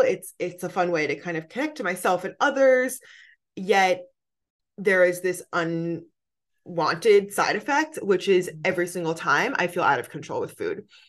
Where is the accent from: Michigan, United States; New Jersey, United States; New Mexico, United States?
New Jersey, United States; moved away as an adult; also born or lived in New York City; now in California, United States; I'm from New Jersey on the East Coast